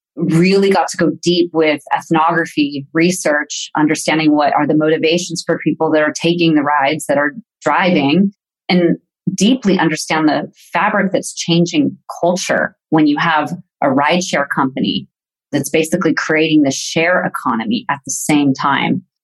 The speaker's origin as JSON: {"language": "English", "town": "Yorba Linda", "region": "California", "country": "United States", "tie": "born or raised there", "also_born_or_lived": "Palm Springs, California", "moved": "as an adult", "lives_now": "Herzogenaurach, Germany", "said": "born in Palm Springs, California, and have been raised mostly in Orange County, California"}